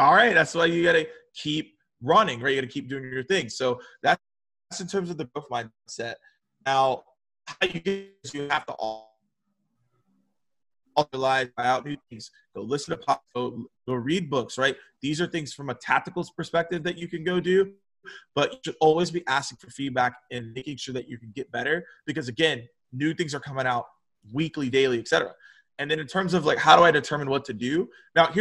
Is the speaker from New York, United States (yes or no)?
no; Atlanta, Georgia, United States; born or raised there